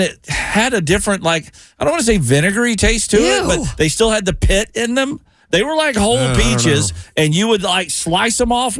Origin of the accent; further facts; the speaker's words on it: the South, United States; growing up in the South